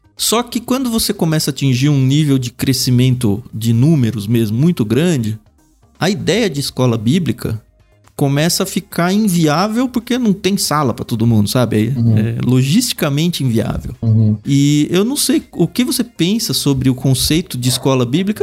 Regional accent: Jundiaí, São Paulo, Brazil; Eu cresci em Jundiaí

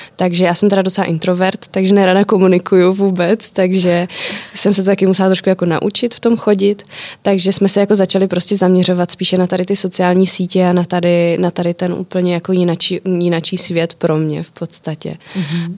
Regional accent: Czechia

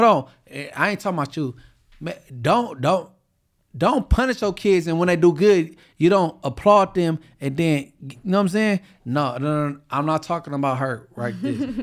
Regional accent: Inglewood, California, United States; Inglewood, nigga, I'm from

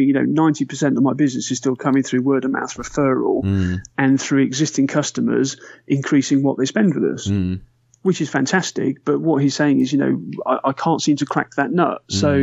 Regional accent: United Kingdom; we're British

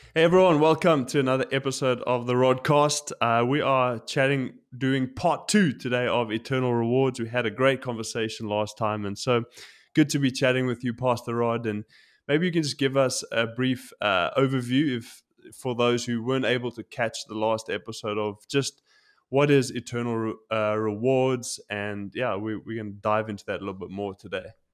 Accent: South Africa; now in Tokyo, Japan; growing up in South Africa, we, I've been broken into

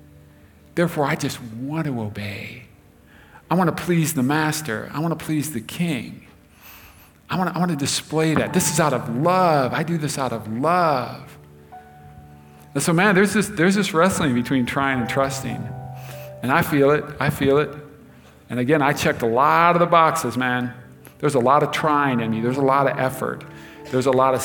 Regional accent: United States; us as Americans

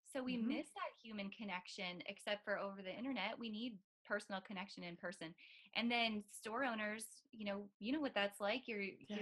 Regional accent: North Dakota, United States; moved away; I'm from North Dakota originally

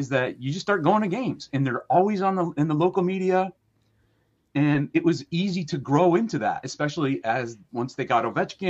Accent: Mohawk Valley, New York, United States; now in Annapolis, United States; growing up in the Mohawk Valley

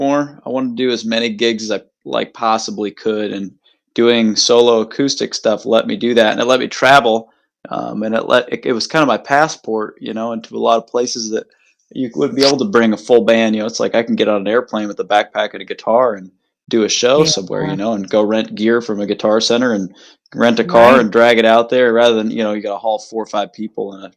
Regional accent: Elkhart, Iowa, United States; also born or lived in Polk City, Iowa; I'm from Elkhart, Polk City, Iowa. I grew up in a couple different places, just, you know, about 7 minutes from each other.

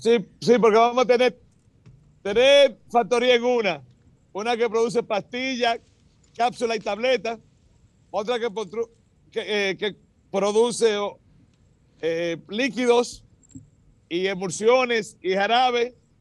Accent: Dominican Republic; Nosotros los dominicanos

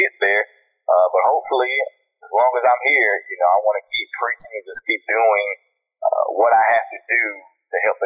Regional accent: Columbus, Georgia, United States; also born or lived in Phenix City, Alabama; I was born and raised in Columbus, Georgia, in Phenix City, Alabama

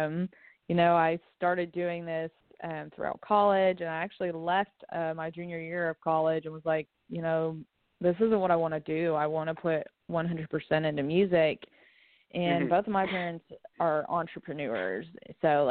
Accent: Lexington, Kentucky, United States; now in Nashville, United States; I was born and raised in Lexington, Kentucky

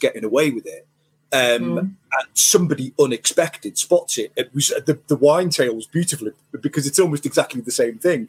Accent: Merseyside, North West England, United Kingdom; I hail from Merseyside

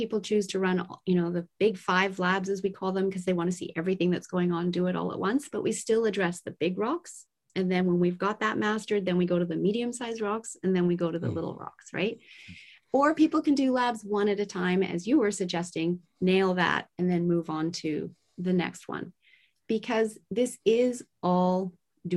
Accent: Tokyo, Japan; I was raised in Tokyo, Japan at the height of the manufacturing plant spewing out toxins

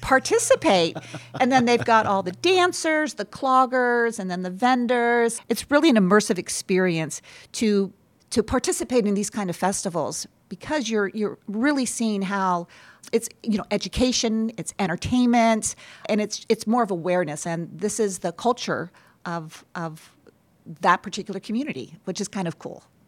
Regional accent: Columbus, Ohio, United States; also born or lived in Michigan; now in Holland, Michigan, United States; I grew up in Columbus, Ohio

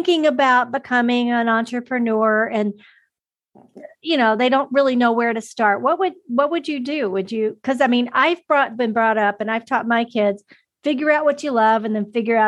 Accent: the South, United States; moved away; also born or lived in Arizona; I grew up in the South

